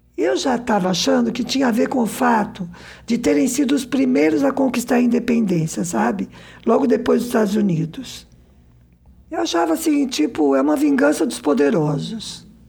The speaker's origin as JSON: {"language": "Portuguese", "country": "Brazil"}